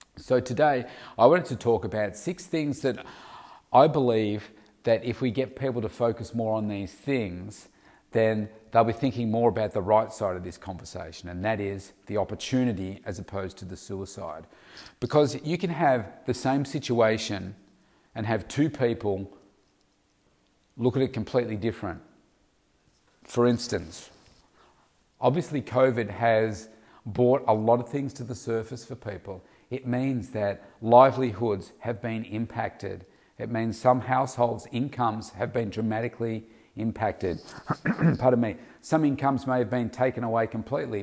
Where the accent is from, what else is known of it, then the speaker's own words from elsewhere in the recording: Victoria, Australia; in my country, in Australia, particularly in my home state of Victoria